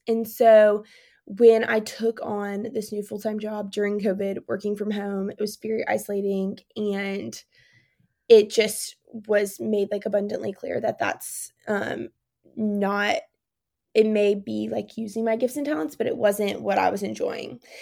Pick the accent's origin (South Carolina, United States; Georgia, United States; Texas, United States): South Carolina, United States; Spartanburg; now in Birmingham, United States; I grew up in Spartanburg, South Carolina